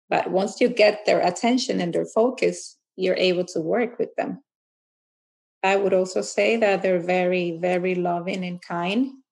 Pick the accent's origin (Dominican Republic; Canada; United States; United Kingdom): United States; Fair Lawn, New Jersey; Uh, I'm from Fair Lawn, New Jersey. I'm the mother of three children